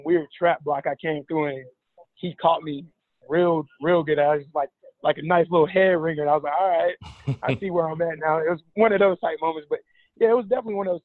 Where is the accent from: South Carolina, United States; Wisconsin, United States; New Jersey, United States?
South Carolina, United States; Rock Hill; We're both from Rock Hill. Mm. Been playing against him since a kid. Played against him in high school on ESPN